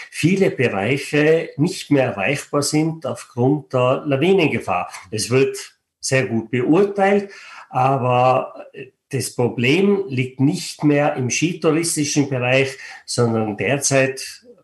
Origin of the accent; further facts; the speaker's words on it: Stubai Valley, Tyrol, Austria; Ich bin selber ein Mensch aus den Bergen. Ich bin geboren und aufgewachsen im Stubetal und sitze momentan im Stubetal